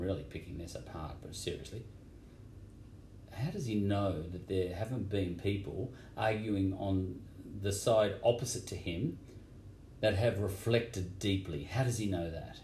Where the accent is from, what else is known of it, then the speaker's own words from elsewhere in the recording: Victoria, Australia; I'm from Victoria